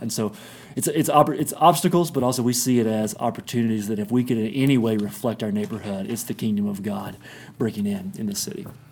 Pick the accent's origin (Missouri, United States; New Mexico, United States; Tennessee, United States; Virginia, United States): Tennessee, United States; Kingsport; moved away as an adult; also born or lived in Johnson City, Tennessee; now in Denver, United States; East Tennessee is home. It's where I grew up in Kingsport, Tennessee